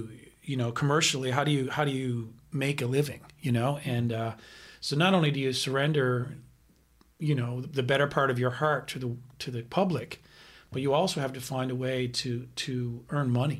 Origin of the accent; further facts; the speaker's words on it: Carbonear, Newfoundland and Labrador, Canada; I was born in Newfoundland, a little place called Carbonear, which is about 2 hours from St. John's, where I was eventually raised in the Catholic school system